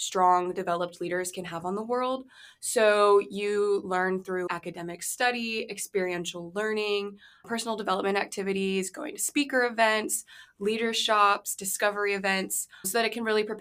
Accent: Mechanicsville, Virginia, United States; I'm from Mechanicsville, Virginia

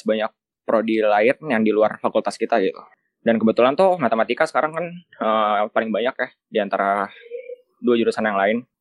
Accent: Jakarta, Indonesia; now in Bandung, Indonesia; aku dari Jakarta

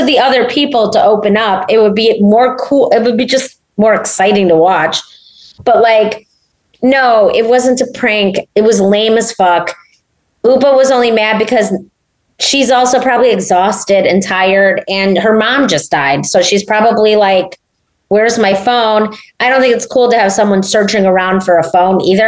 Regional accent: Chicago, Illinois, United States; I'm from Chicago

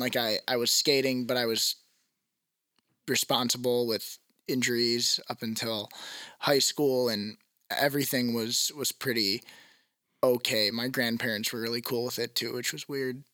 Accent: Wauwatosa, Wisconsin, United States; I'm from Wauwatosa

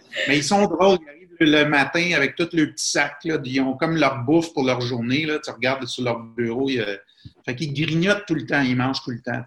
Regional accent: Quebec, Canada; moved away as an adult; also born or lived in Bahrain; un Canadien comme ou un Québécois comme moi

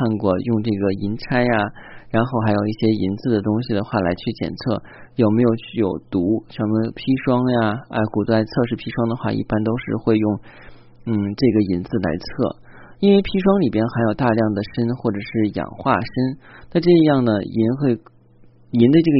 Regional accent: China; 包括我们中国人的话

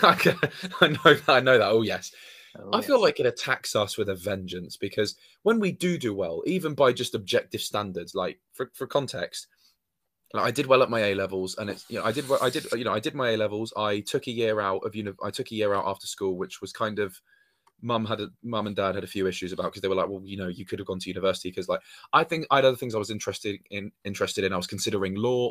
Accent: Dorset, South West England, United Kingdom; moved away; I'm originally from Dorset, like, which is down by the sea, like in between Hampshire and Devon as counties.

